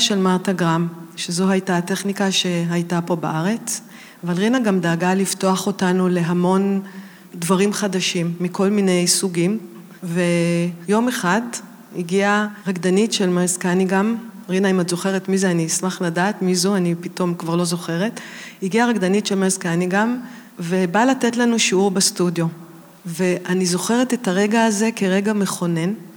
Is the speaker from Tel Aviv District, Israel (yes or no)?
yes; Tel Aviv, Tel Aviv District, Israel; אני גדלתי בתל אביב